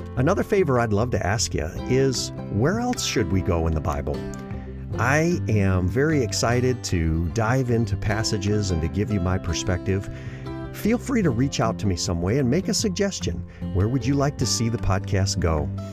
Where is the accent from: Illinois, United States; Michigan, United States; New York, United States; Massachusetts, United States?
Michigan, United States; Gobles; moved away; My hometown is Goebbels, Michigan. It's a little small town in the southwest part of the state.